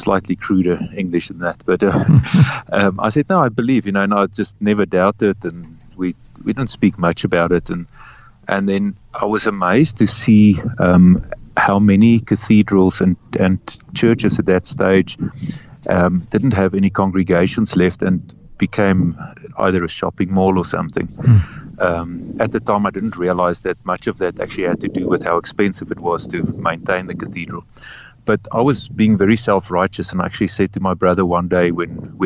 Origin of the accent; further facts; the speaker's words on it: Free State, South Africa; I grew up in the Free State in South Africa